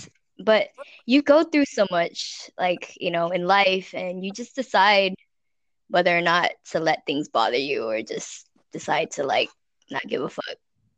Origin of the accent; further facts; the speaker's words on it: Colorado, United States; now in Houston, United States; when I first moved to Houston, I was from Colorado. So like, you know, the countryside, Colorado, hippie